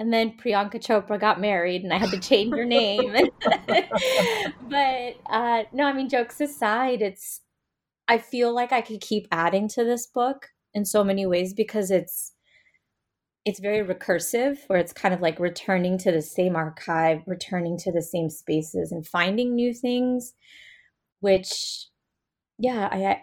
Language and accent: English; United States; as an Indian American, as a Brahmin woman, as somebody who's located in a U.S. Academy setting